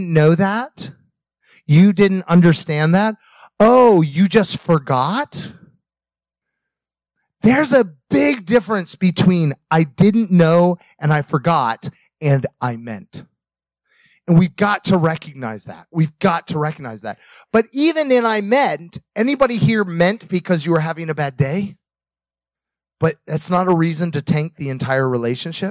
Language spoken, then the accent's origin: English; United States; moved away; also born or lived in Russia; being an American in Russia, speaking English